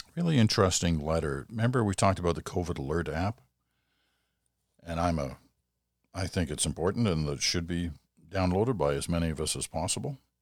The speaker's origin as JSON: {"language": "English", "region": "Quebec", "country": "Canada", "said": "proud as a Quebecer and proud as a Canadian"}